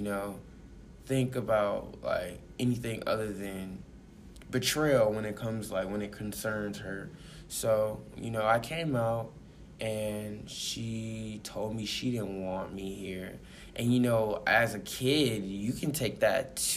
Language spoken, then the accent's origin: English; Mobile, Alabama, United States; moved away; also born or lived in Georgia; I grew up in Mobile, Alabama. Well, I wouldn't say grew up because I was born there, and I spent a few good year or two up in there